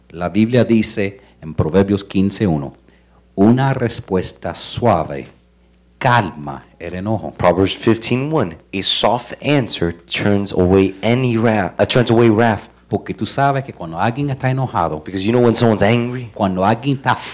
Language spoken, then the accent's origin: Spanish; Cuba; Porque como soy cubano, a mí lo que me dice